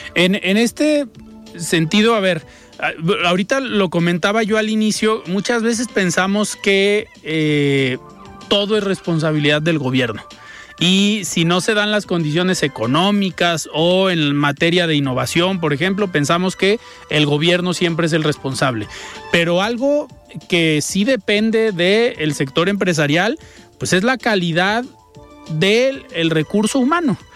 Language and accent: Spanish; Mexico